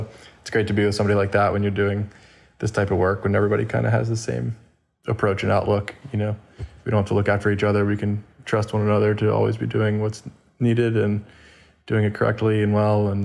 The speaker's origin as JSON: {"language": "English", "town": "Winston-Salem", "region": "North Carolina", "country": "United States", "tie": "born or raised there", "moved": "yes", "lives_now": "Carmel Valley, United States", "said": "I got started working in a bike shop in my hometown in Winston-Salem, North Carolina"}